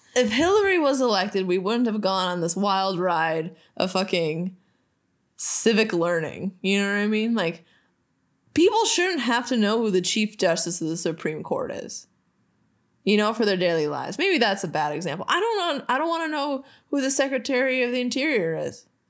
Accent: Minnesota, United States; we're from Minnesota

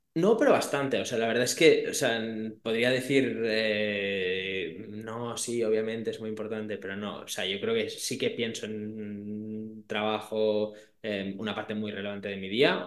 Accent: Barcelona, Catalonia, Spain; soy de Barcelona, vivo en Barcelona

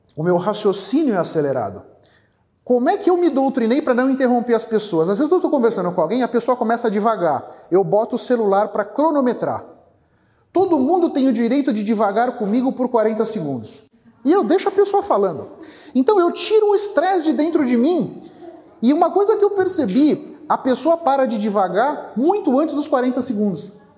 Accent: São Paulo, Brazil; also born or lived in Bahia; eu nasci na Bahia, fui criado aqui em São Paulo.

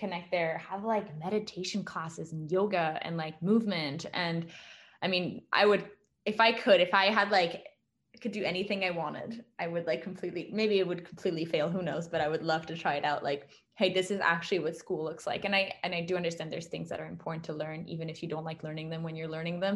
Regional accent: France; moved away; I grew up in France

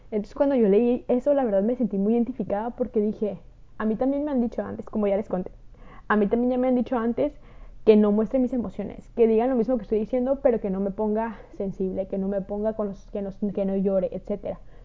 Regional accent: Mexico; de México

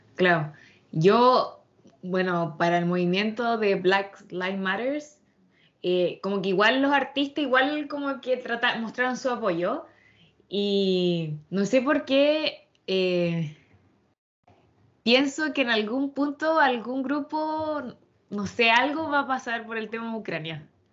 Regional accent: Chile; como artistas chilenos

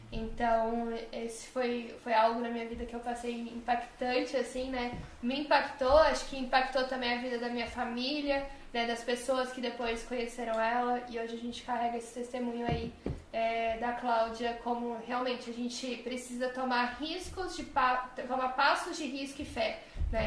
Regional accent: Brazil; moved away; also born or lived in United States; nós como brasileiros

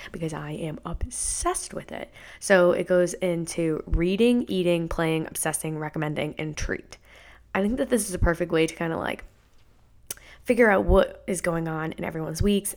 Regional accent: Maine, United States; moved away as an adult; now in Florida, United States; I'm from Maine.

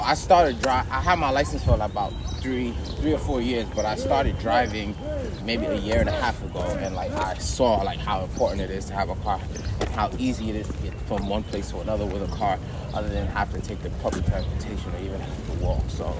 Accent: Senegal; now in United States; Yes, I'm from Senegal. Yeah. So that's where my family is from

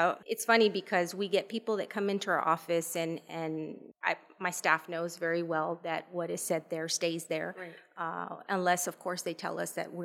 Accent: Rio Grande City, Texas, United States; I'm from Rio Grande City.

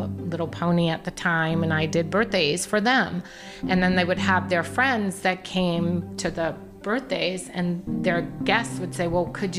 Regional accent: New York, United States; also born or lived in Catskill Mountains, New York; I was born and raised in New York, but the first 7 years or so, I lived in upstate New York

